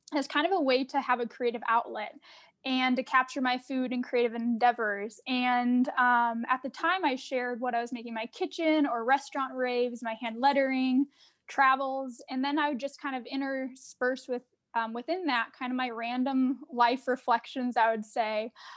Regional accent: Arizona, United States; moved away as an adult; now in Minneapolis, United States; I'm originally from Arizona, but I live in Minneapolis now about, it's been about nine years

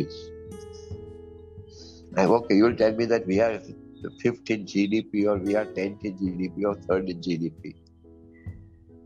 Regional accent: India; I'm an Indian

